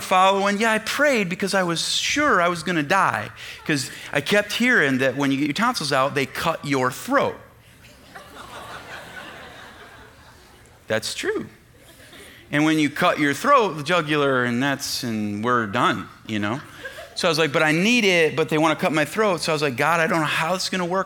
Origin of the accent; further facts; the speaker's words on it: United States; as American Christians